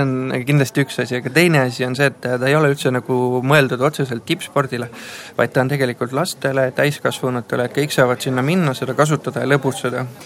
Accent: Mulgimaa, Viljandi County, Estonia; me oleme mulgid

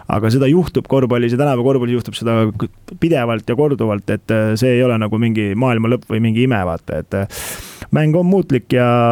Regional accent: Estonia; meie kui eestlased

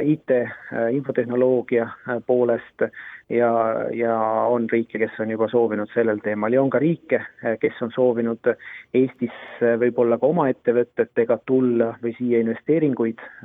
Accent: Saare County, Estonia; ma ise äh, olen Saaremaalt pärit

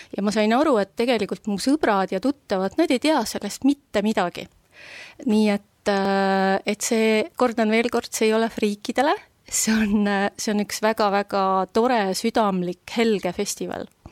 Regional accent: Tõrva, Valga County, Estonia; moved away; also born or lived in Viljandi / Germany; ma olen Tõrvas sündinud, siis mm. ma olen puhas mulk

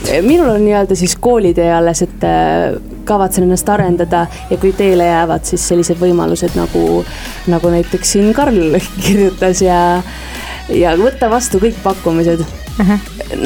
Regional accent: Viljandi, Viljandi County, Estonia; Viljandist tulen ju.

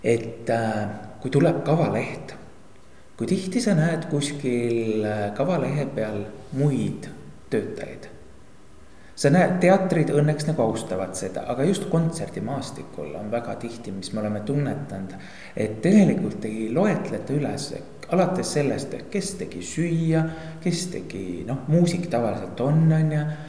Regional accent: Tori, Pärnu County, Estonia; mina olen alles kaheksanda põlve torilane

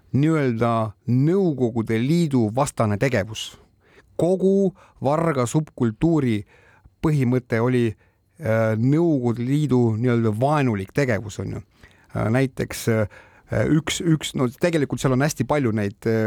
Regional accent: Estonia; mina olen eestlane

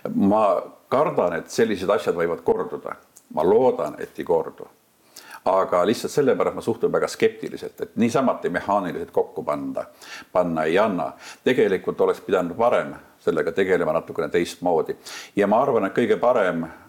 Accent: Maardu, Harju County, Estonia; mina olen õppinud sellises koolis mõne aasta küll ainult, kui ma elasin lapsena Kallaveres mis praegu kannab nime Maardu

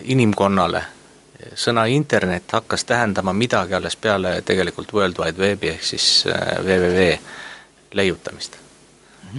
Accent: Estonia; ma olen Eestist

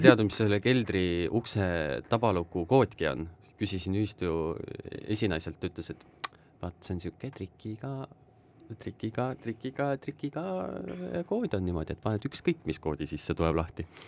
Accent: Tartu, Tartu County, Estonia; ma olen Tartust

